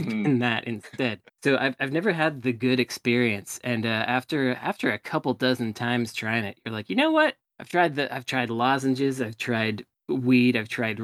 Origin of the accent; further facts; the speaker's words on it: Berkeley, California, United States; also born or lived in Oakland / Los Angeles; growing up in Berkeley and Oakland